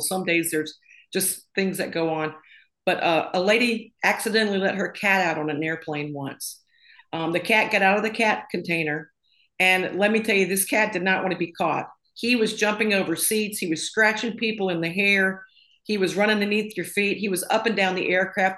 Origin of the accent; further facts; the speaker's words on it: a little town outside of Tupelo, Mississippi, United States; moved away as an adult; also born or lived in Florida; I grew up in a little town outside of uh, Tupelo, Mississippi